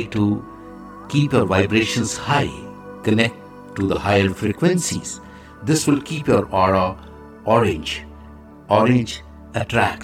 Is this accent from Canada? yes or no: no; India; I am the Indian monk